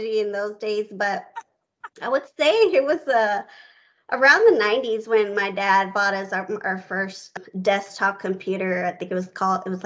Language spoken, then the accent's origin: English; Houston, Texas, United States; I grew up in Houston, Texas.